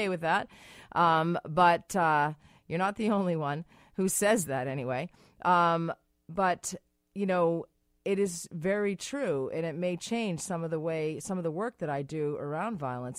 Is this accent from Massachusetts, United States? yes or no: yes; Massachusetts, United States; I'm from Massachusetts. You're from Massachusetts.